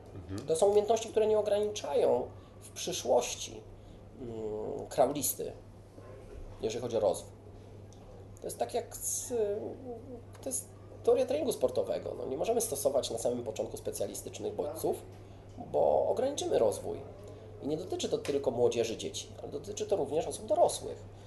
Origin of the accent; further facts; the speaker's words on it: Warsaw, Masovian Voivodeship, Poland; Ja jestem takim warszawiakiem i bardzo związany z Warszawą.